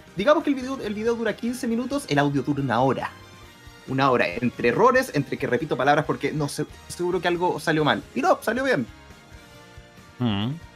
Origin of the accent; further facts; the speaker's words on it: Chile; somos chilenos.